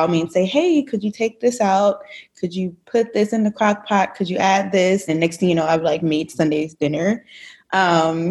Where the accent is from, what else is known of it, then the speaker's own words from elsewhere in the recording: Dayton, Ohio, United States; now in Grand Rapids, United States; I am originally from Dayton, Ohio. I currently reside in Grand Rapids, Michigan